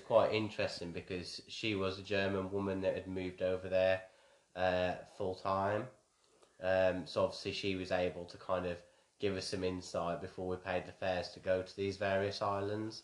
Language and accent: English; Wolverhampton, West Midlands, United Kingdom; moved away as an adult; also born or lived in Hampshire; I grew up in Wolverhampton in a predominantly, uh, white background